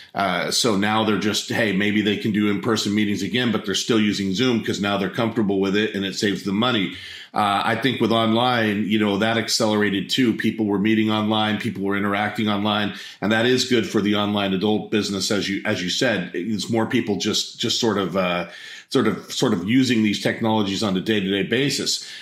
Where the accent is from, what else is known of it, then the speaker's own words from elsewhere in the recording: Central Coast, California, United States; I grew up in California, off the Central Coast in the Pacific Ocean.